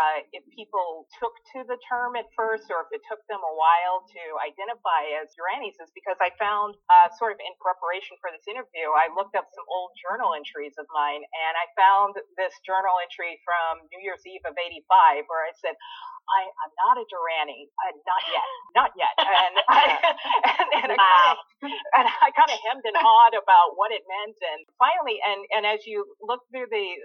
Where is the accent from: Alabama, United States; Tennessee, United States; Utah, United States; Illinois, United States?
Illinois, United States; Chicago; moved away as an adult; now in Los Angeles, United States; I'm originally from Chicago.